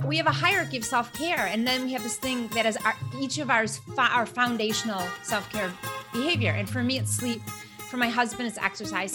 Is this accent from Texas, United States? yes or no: no; Flint, Michigan, United States; I'm from Flint, Michigan, and you know, I grew up in a place that was very kind